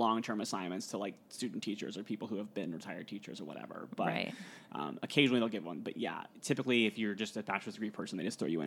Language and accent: English; Pickerington, Ohio, United States; moved away; I'm from Ohio originally. Columbus